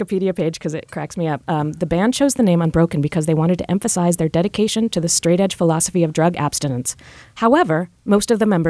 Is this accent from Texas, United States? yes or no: no; Virginia, United States; growing up in Virginia